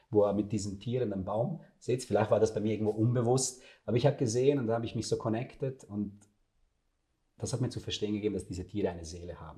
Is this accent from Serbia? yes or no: yes; Serbia; Ich komme aus dem Balkan, ja. aus Serbien, also wir sind Fleischfresser, ja.